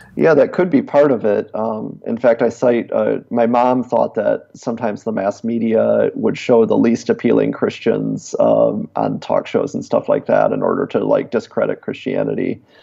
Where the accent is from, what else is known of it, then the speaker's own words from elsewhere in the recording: Davison, Michigan, United States; accent: Michigan accent; moved away; I was from outside of Flint